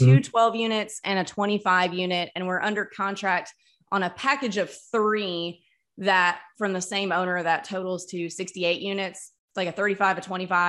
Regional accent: Mississippi, United States; moved away; I grew up in Mississippi

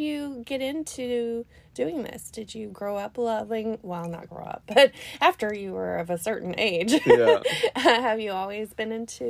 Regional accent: Tennessee, United States; now in Kentucky, United States; I mean, I came from Tennessee, so I've heard of Tennessee whiskey, right?

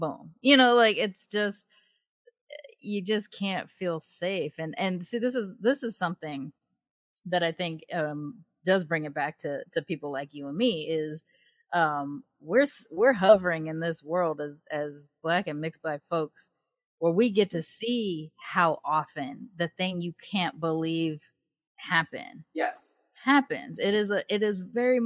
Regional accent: Long Beach, California, United States; moved away; I grew up in Long Beach during the time of the LA uprisings

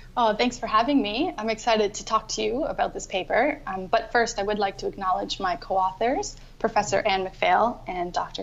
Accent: Canada; moved away as an adult; also born or lived in Ireland; now in Australia; I'm originally from Canada, and I just keep moving further and further away

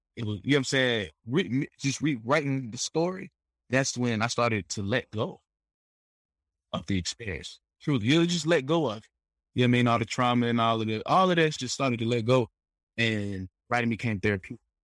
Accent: United States; we American, so we from America.

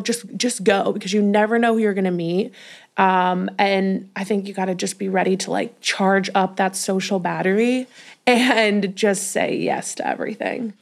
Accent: Denver, Colorado, United States; moved away as an adult; also born or lived in Los Angeles; now in New York City, United States; I'm from Denver, Colorado

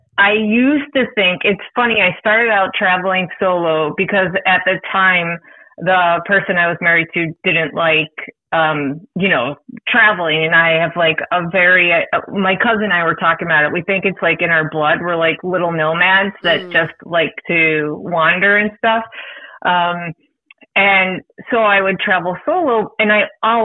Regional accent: Buffalo, New York, United States; now in Virginia, United States; I grew up in Buffalo right on the border of Canada

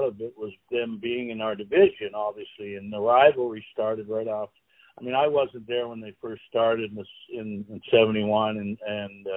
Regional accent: Canada; grew up as a Canadian

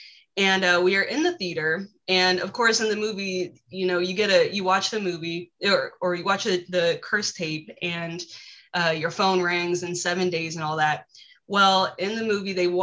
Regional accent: Virginia, United States; also born or lived in Wisconsin; I tell people I'm from Virginia because I've lived here for most of my life. So I'm a Virginian

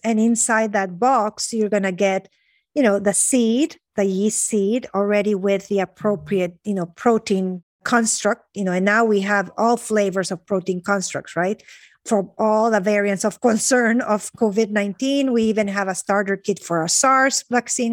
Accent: Honduras; I grew up in Honduras. So I'm mm-hmm. a, you know, Honduran

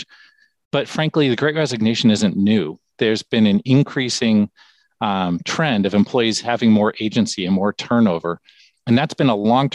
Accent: Fremont, California, United States; I grew up in a town in California called Fremont, California

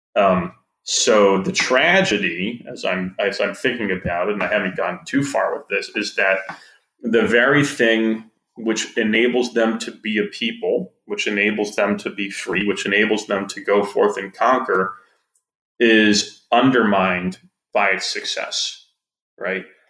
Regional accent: Wisconsin, United States; I'm from Wisconsin

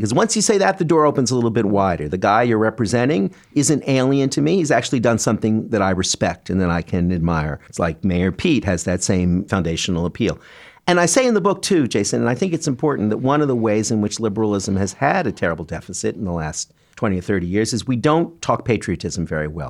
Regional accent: Canada; now in New York, United States; I'm a Canadian who came to New York

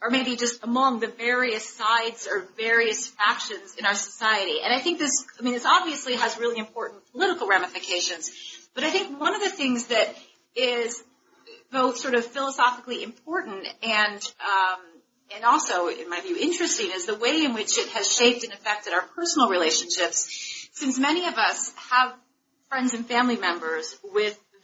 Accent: St. Louis, Missouri, United States; now in Washington, D.C., United States; I'm from St. Louis, and I live in Washington, D.C.

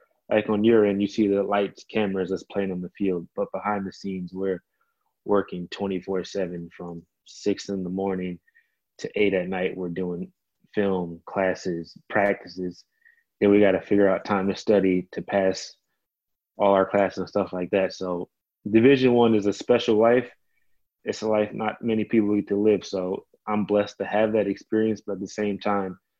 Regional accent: New York, United States; now in Florida, United States; I'm from New York

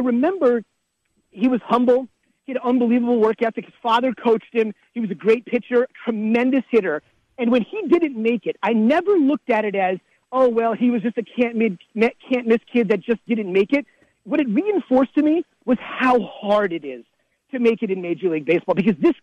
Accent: Iowa, United States; moved away as an adult; I grew up in Iowa and worked here from 01 to 05

